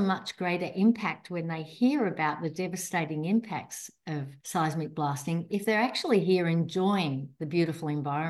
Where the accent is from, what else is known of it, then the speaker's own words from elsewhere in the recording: Apollo Bay, Victoria, Australia; Apollo Bay, my hometown